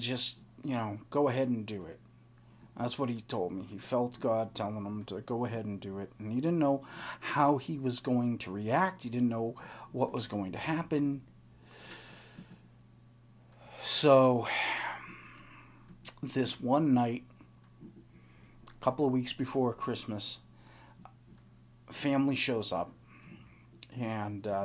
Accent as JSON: {"language": "English", "region": "eastern Massachusetts", "country": "United States", "tie": "born or raised there", "also_born_or_lived": "Boston, Massachusetts / Oxford, Massachusetts", "said": "I grew up on the east part of Massachusetts"}